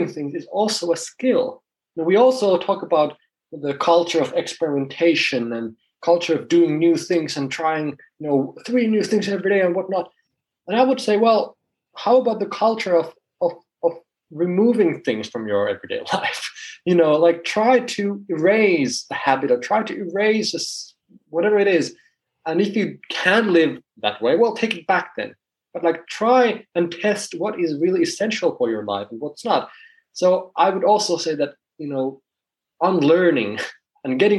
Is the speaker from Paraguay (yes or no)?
no; Finland; I'm from Finland